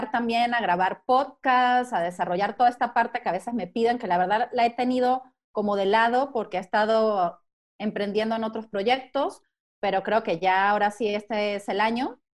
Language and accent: Spanish; Mexico; born there; Eh, soy México, venezolana, italiana, estoy bastante mezclada, sí soy mexicana de nacimiento, aunque no me crean